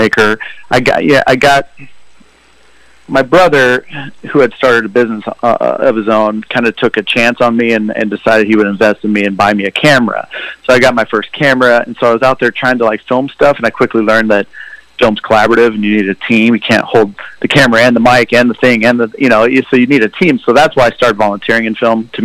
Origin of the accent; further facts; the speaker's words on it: Lincoln, Nebraska, United States; moved away as an adult; now in Chicago, United States; I grew up in Nebraska, Lincoln.